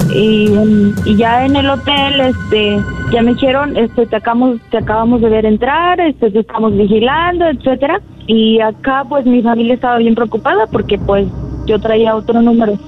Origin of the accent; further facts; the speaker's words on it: Tlaltenango, Mexico; me sacaron de aquí, de Tlaltenango